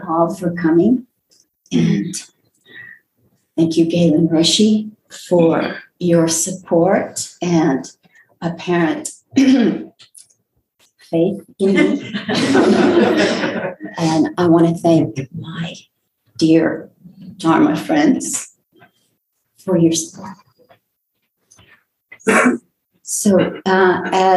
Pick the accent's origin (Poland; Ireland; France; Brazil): Brazil; Recife, Pernambuco; also born or lived in Olinda, Brazil; now in Houston, United States; I was born in Recife, in the state of Pernambuco, Brazil.